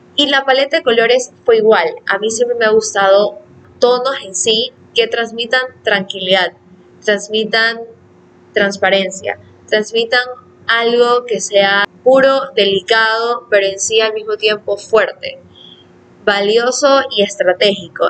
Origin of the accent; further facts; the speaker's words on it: Ecuador; yo vivo en Ecuador